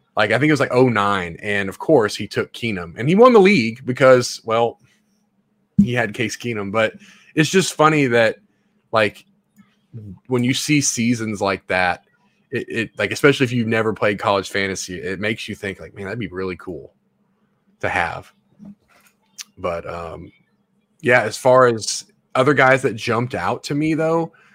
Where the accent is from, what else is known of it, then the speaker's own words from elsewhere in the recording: Memphis, Tennessee, United States; I live in Memphis, or I'm from Memphis